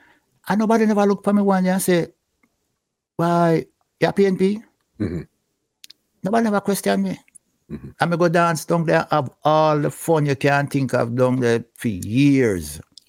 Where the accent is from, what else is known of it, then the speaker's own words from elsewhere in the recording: Franklin Town, Kingston, Jamaica; I'm from Franklintown, which is basically part of Dunkirk, mm-hmm. right?